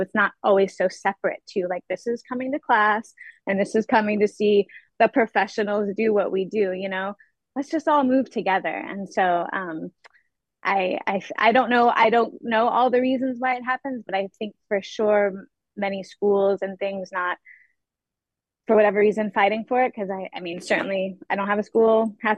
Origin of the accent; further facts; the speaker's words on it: Indiana, United States; I grew up mostly in Indiana.